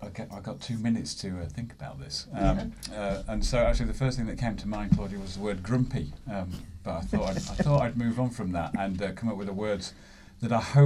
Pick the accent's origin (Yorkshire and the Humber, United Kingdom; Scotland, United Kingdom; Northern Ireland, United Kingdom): Yorkshire and the Humber, United Kingdom; Huddersfield; now in London, United Kingdom; I'm basically from the north of England, a town called Huddersfield in West Yorkshire.